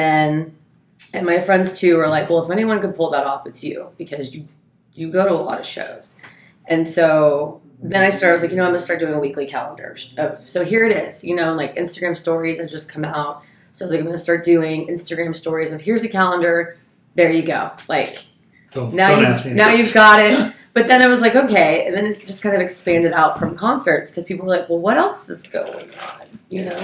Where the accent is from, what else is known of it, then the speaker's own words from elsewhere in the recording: San Antonio, Texas, United States; moved away as an adult; also born or lived in Alabama / Dallas / San Diego; now in Austin, United States; I'm originally from San Antonio, and so I moved to Austin about 3 years ago, almost 4 years ago